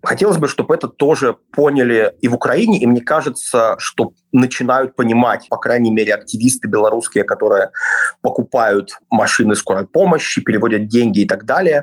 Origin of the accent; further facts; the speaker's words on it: Belarus; moved away; also born or lived in Kyiv, Ukraine; я белорус